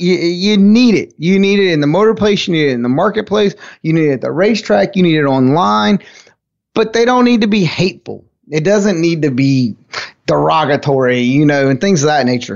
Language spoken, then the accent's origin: English; United States; I'm from Carolina